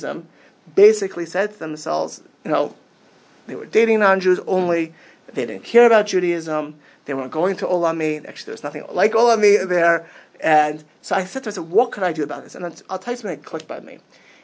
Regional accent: Miami Beach, Florida, United States; moved away as an adult; also born or lived in Queens, New York / Israel / Lakewood, New Jersey; now in Chicago, United States; I grew up in Miami Beach, Florida.

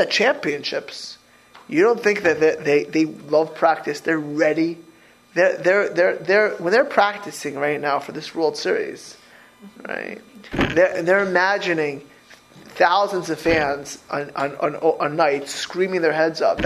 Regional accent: Florida, United States; I grew up in Florida

